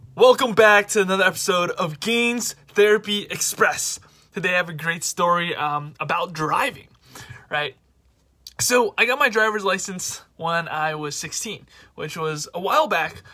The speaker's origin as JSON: {"language": "English", "town": "New York City", "region": "New York", "country": "United States", "said": "I'm from New York City"}